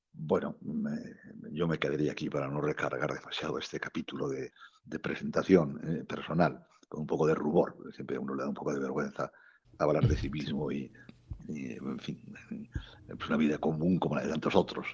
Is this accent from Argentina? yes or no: no; La Rioja, Spain; now in Cuenca, Spain; soy riojano, eh, nacido en un pueblecito de La Rioja, a, unos pocos kilómetros de la capital